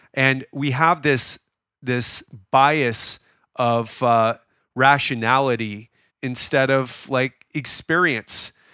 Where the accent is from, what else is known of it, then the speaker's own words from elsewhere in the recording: Miami, Florida, United States; now in Thailand; I'm from Miami.